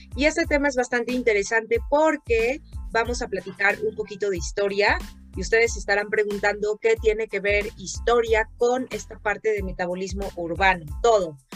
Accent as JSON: {"language": "Spanish", "country": "Mexico"}